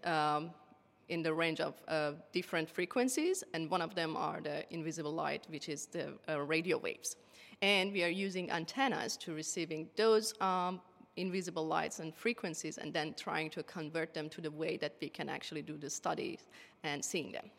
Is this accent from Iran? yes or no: yes; Iran; English is a second language; moved away as an adult; now in Tasmania, Australia; my home country, Iran